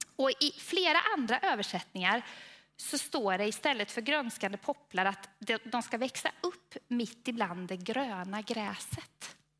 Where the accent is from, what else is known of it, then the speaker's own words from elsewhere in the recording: Falköping, Västra Götaland, Sweden; accent: Västgöta; vi är västgötar båda två. Eh, han är från Tidaholm och jag är från Falköping. Eh, och jag hoppas att det är så att det hörs mer på honom än på mig, men jag är rädd att det är ungefär lika.